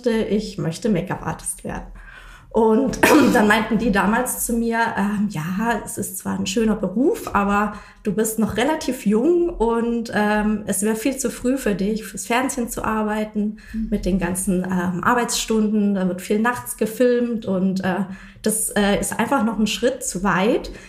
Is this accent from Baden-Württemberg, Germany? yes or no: yes; Reutlingen, Baden-Württemberg, Germany; also ich komme aus Reutlingen und bin dann zurück